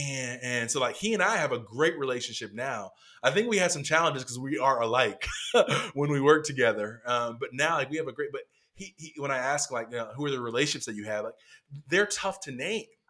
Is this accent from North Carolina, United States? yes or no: yes; North Carolina, United States; I grew up in North Carolina